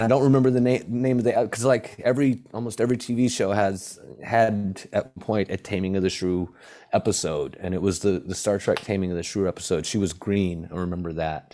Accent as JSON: {"language": "English", "region": "Hawaii", "country": "United States", "tie": "born or raised there", "said": "growing up in Hawaii"}